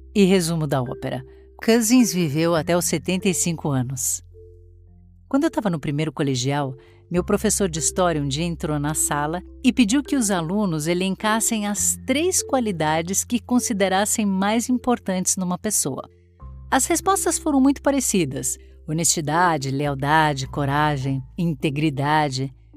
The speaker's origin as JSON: {"language": "Portuguese", "country": "Brazil", "said": "enquanto brasileiros"}